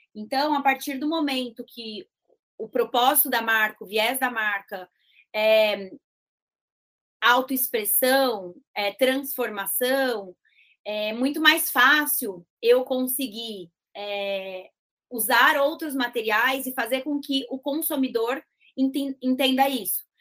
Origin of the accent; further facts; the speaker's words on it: interior of São Paulo, Brazil; minha família é do interior